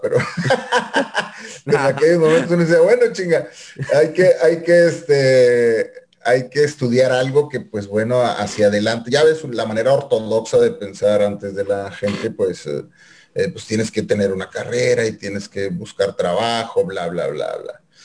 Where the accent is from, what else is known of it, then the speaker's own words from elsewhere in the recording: Monterrey, Nuevo León, Mexico; rayados del Monterrey de donde soy acá originario